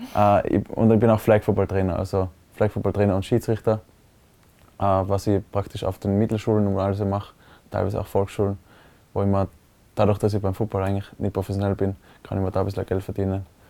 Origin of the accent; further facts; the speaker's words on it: Innsbruck, Tyrol, Austria; also born or lived in Hall in Tirol; ich habe in Innsbruck immer gewohnt, aber geboren bin ich in Hall